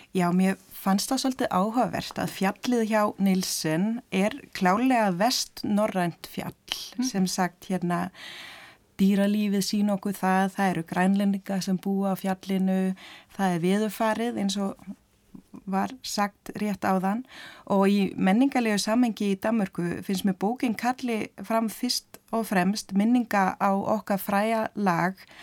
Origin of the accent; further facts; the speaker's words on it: Denmark; sem Dani